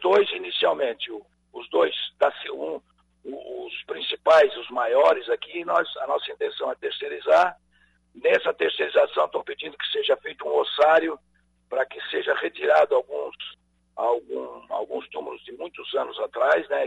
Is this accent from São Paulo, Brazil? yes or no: no; Santa Catarina, Brazil; todos que somos catarinenses